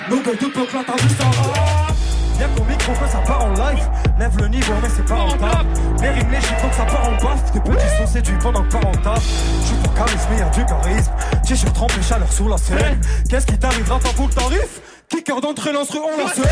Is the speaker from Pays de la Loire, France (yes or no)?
yes; Angers, Pays de la Loire, France; Je me présente … Je viens d'Angers, AGS. Je viens surtout de la côte ouest.